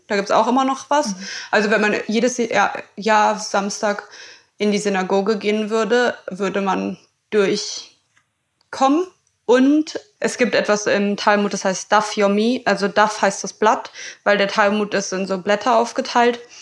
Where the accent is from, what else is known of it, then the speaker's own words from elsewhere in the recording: Berlin, Germany; als gebürtige Berlinerin